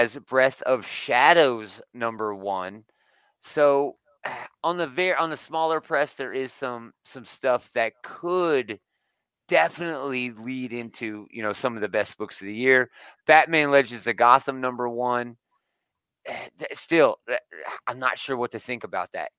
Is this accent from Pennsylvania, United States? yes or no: yes; Allentown, Pennsylvania, United States; I grew up in Allentown, Pennsylvania